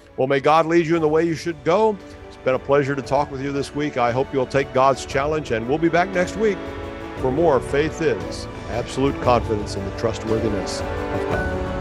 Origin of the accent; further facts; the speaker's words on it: Ohio, United States; I have roots in Ohio because I was born in Ohio